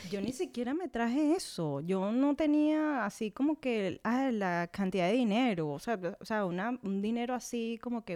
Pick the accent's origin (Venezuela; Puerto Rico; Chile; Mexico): Venezuela; moved away as an adult; venimos siendo el segundo país con más migrantes alrededor del mundo